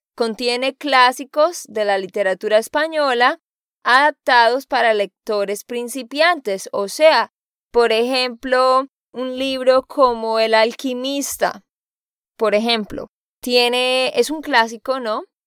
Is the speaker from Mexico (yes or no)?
no; Santander, Colombia; now in Nashville, United States; de Santander, Colombia